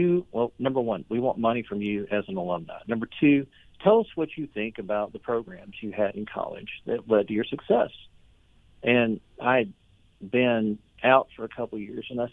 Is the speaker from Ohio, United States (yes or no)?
no; Lexington, Tennessee, United States; Grew up on a small farming community in West Tennessee